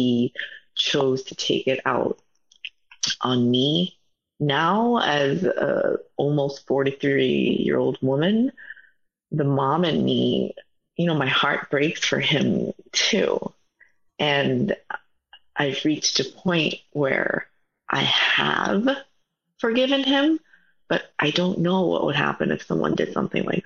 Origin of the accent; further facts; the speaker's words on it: New York City, New York, United States; I grew up in Manhattan, and back in the 70s, 80s, there were no Koreans in Manhattan